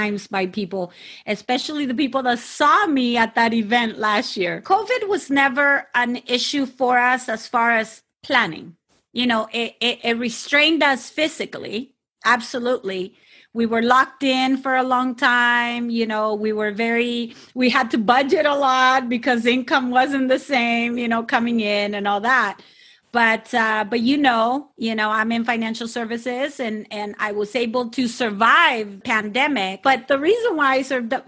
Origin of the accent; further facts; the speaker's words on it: Sinaloa, Mexico; I am from Mexico and I am specifically from Sinaloa